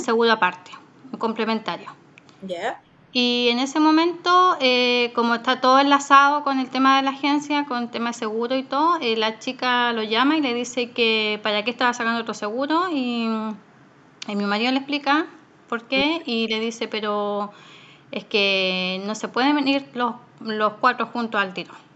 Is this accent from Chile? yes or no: yes; Chile; moved away as an adult; now in Australia